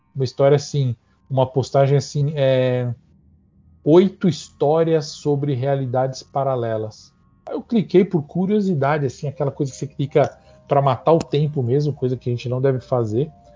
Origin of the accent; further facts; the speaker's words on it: São Paulo, Brazil; a vila onde eu nasci e cresci, que é uma vila chamada Vila Carioca, no Ipiranga